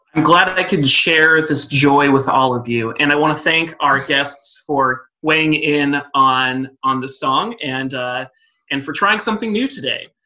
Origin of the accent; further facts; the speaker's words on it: West Coast, United States; now in Oregon, United States; I'm from the West Coast